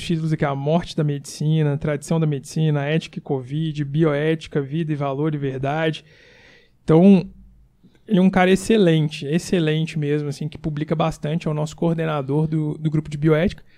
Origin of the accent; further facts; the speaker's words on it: Brazil; moved away as an adult; also born or lived in São Paulo; estou saindo da minha terra e vou voltar